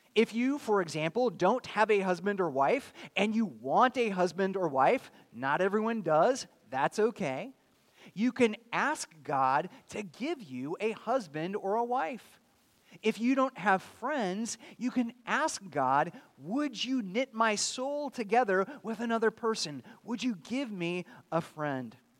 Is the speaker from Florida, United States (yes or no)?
no; California, United States; also born or lived in Chattanooga, Tennessee; now in Pensacola, United States; I grew up in California